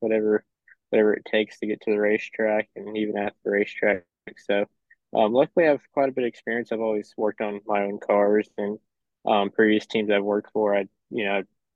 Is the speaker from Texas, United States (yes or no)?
yes; Corpus Christi, Texas, United States; I'm from Corpus Christi, Texas, way down south, you know, Texas.